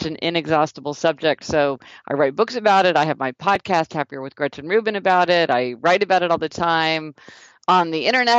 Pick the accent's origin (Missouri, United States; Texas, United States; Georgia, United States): Missouri, United States; Kansas City; I'm from Kansas City, Missouri